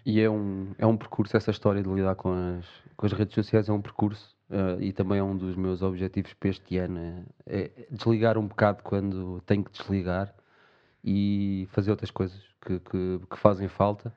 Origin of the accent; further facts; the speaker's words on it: Portugal; nós, até como portugueses